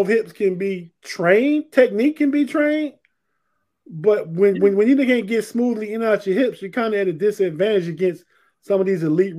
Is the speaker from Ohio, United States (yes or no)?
yes; Ohio, United States; We grew up in Ohio.